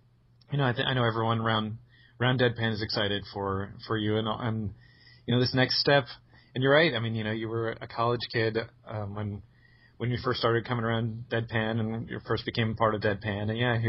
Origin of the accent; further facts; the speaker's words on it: New Jersey, United States; moved away; I'll reserve all of my 28 years growing up in New Jersey.